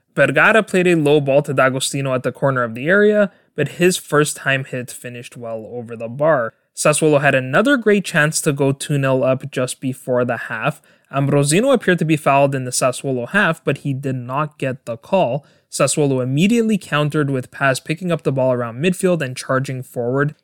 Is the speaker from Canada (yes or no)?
yes; Canada; my home country of Canada